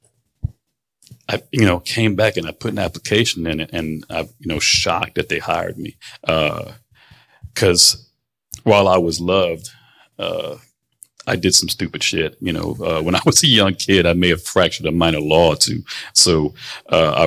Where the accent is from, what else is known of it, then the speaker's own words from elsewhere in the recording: Florida, United States; also born or lived in Manhattan, New York / New Jersey; I was born in New York, in Manhattan, moved quickly to Jersey. You know, for my family moved to Jersey pretty quick, came down to Florida when I was nine.